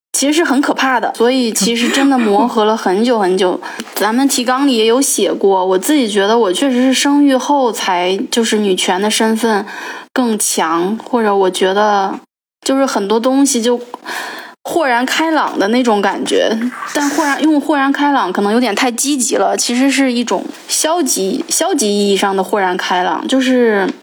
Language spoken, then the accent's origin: Chinese; northern mainland China, Henan, China; moved away; also born or lived in Finland; 我跟我老公再加上又是河南